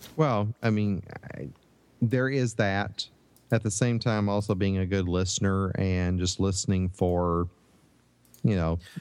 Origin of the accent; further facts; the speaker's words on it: Northeast Tennessee, United States; moved away; I grew up in Northeast Tennessee